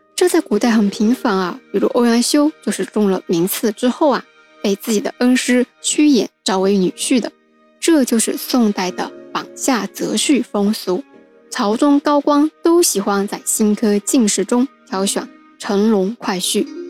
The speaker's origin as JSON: {"language": "Chinese", "town": "Wenzhou", "region": "Zhejiang", "country": "China", "tie": "born or raised there", "said": "作为土生土长的温州人"}